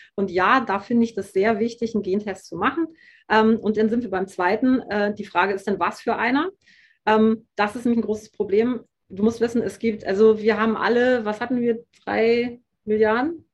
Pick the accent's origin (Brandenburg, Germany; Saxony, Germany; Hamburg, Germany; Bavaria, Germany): Hamburg, Germany; ich komme aus dem Norden, ich komme aus Hamburg